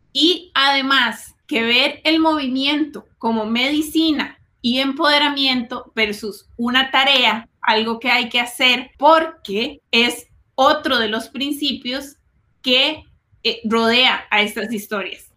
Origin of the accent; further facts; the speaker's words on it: Costa Rica; now in Silicon Valley, United States; medio del campo en Costa Rica